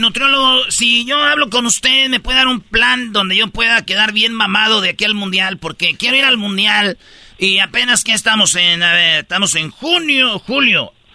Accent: Mexico; yo soy mexicana

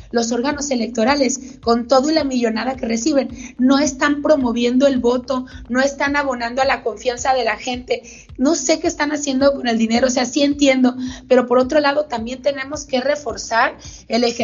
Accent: Mexico; cuando se quiere, se puede y logramos los objetivos como mexicanos, estamos muy claros.

